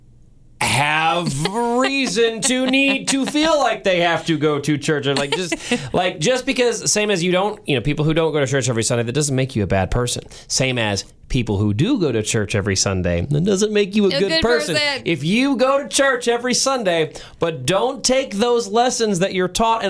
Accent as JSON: {"language": "English", "town": "St. Louis", "region": "Missouri", "country": "United States", "tie": "born or raised there", "moved": "as an adult", "lives_now": "Kansas City, United States", "said": "you are like me and you grew up in St. Louis, you live in Kansas City now"}